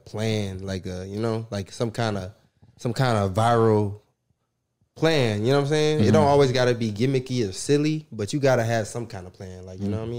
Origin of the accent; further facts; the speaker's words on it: North Side, Georgia, United States; also born or lived in Democratic Republic of the Congo; Nah, I'm from the North Side, not Atlanta.